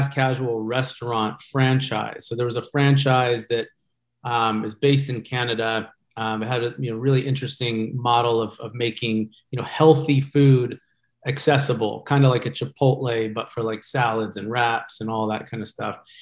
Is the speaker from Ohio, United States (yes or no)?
no; Georgia, United States; moved away as an adult; now in Orange County, United States; I grew up in Georgia though, and came out here about 20 years ago.